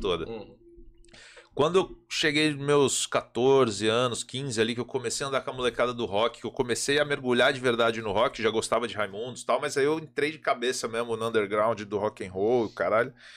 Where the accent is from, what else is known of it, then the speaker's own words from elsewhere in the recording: interior of Minas Gerais, Brazil; sou do interior de Minas, minha família é sertaneja pra caralho